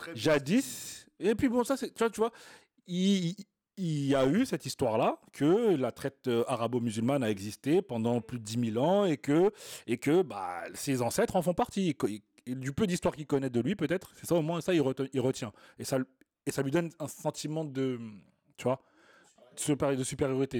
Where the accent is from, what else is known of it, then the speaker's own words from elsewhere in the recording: Clichy-sous-Bois, Île-de-France, France; on est des mecs de cité, hein, on a grandi à Clichy-sous